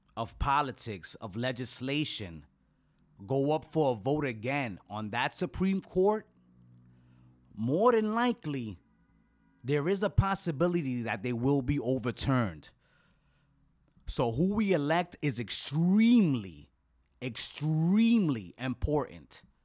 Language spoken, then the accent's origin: English; United States; as an American